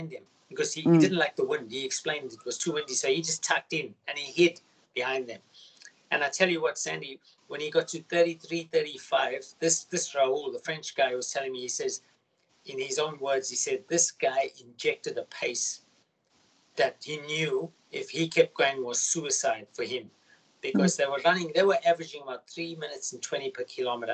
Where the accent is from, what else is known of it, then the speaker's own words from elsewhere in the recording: South Africa; now in Australia; I'm from South Africa originally